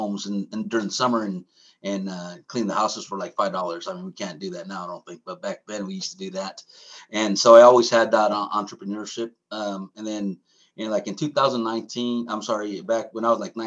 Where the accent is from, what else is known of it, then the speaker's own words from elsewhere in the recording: San Francisco Bay Area, California, United States; I grew up in San Francisco Bay Area.